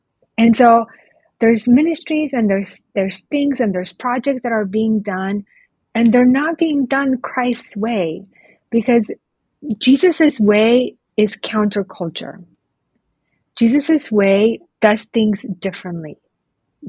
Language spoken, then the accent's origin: English; Oregon, United States; moved away as an adult; also born or lived in Romania; now in Bucharest, Romania; I grew up in Oregon